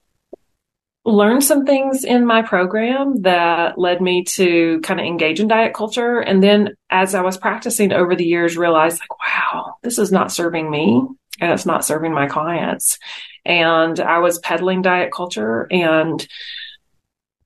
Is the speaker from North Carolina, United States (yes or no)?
yes; North Carolina, United States; accent: drawl; also born or lived in Las Vegas area, Nevada; now in Las Vegas, United States; the draw is from North Carolina. I live in the Vegas area now, but the draw, I grew up in North Carolina.